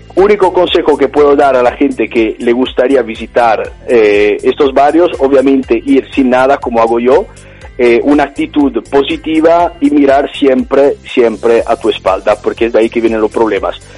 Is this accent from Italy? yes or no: yes; Italy; accent: Italian; Spanish is a second language; moved away as an adult; also born or lived in Australia; now in Barcelona, Spain; soy italiano y se nota, imagino, desde el acento